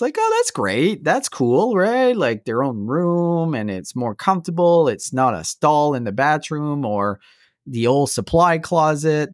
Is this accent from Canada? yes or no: yes; Canada; I'm so proud to be Canadian.